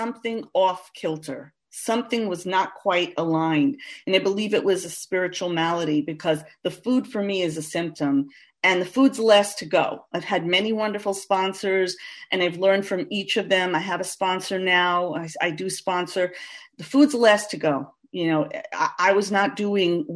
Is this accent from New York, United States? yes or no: yes; New York City, New York, United States; I'm from Queens, New York. Born and bred